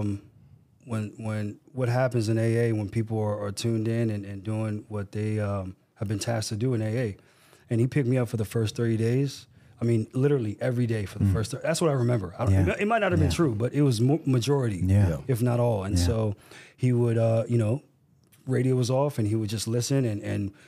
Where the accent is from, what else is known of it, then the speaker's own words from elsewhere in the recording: Burtonsville, Maryland, United States; I grew up in Burtonsville